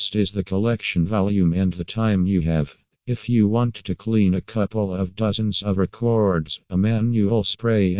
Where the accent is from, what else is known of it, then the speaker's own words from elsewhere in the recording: Ukraine; from Ukraine